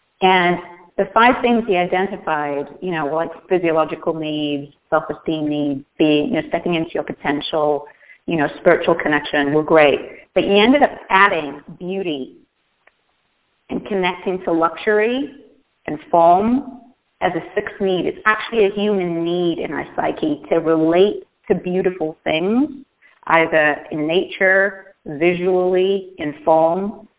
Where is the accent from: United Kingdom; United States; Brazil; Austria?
United Kingdom; England; When I grew up in Northern England in an industrial town in the middle of nowhere, and it was coal mining. Think of Detroit in England.